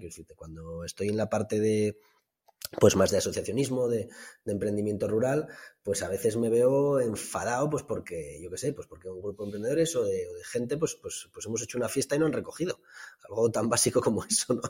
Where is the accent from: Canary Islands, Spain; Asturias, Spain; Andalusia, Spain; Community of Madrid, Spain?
Asturias, Spain; Somiedo; mi pueblo, que bueno, Somiedo es un, consejo concejo aquí en, el norte de Asturias